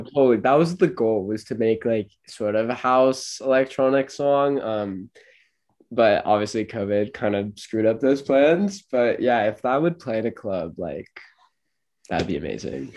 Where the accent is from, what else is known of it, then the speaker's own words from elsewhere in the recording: Los Angeles, California, United States; moved away as an adult; now in St. Louis, United States; I'm 20 and I'm from